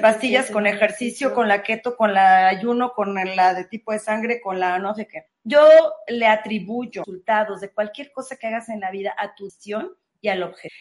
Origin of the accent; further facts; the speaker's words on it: Mexico; como mexicanos